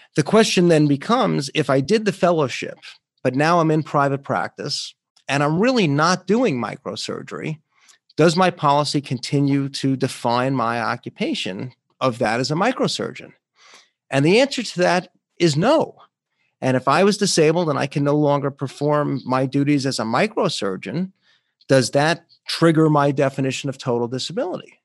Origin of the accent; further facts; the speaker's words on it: New York, United States; my home state of New York